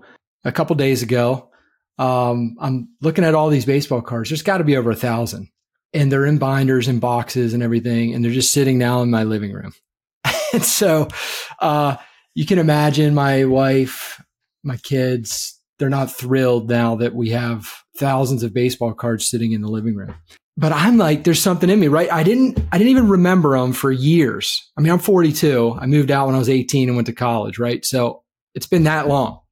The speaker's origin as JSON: {"language": "English", "region": "Maryland", "country": "United States", "tie": "born or raised there", "moved": "yes", "said": "where I was raised in Maryland"}